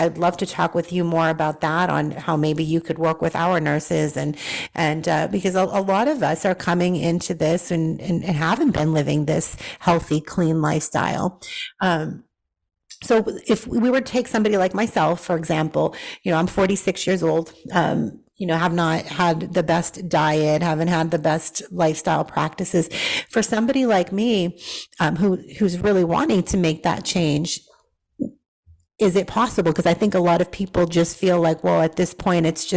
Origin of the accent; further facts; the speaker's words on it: Boston, Massachusetts, United States; I'm a city girl. I grew up in Boston.